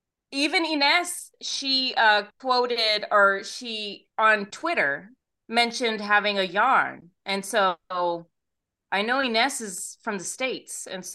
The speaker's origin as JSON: {"language": "English", "country": "Australia", "said": "I know that place. I'm Australian."}